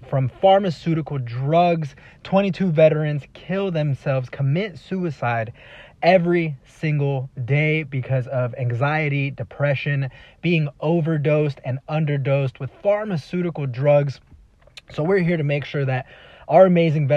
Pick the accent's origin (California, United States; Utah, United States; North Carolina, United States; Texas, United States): Texas, United States; Dallas; I grew up in a small town outside of Dallas, Texas